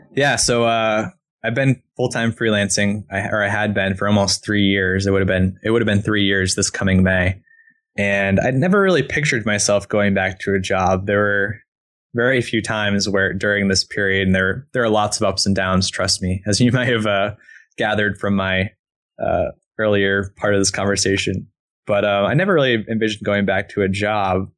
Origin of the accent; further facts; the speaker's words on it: East Coast, United States; moved away as an adult; now in Portland, United States; I'm from the East Coast originally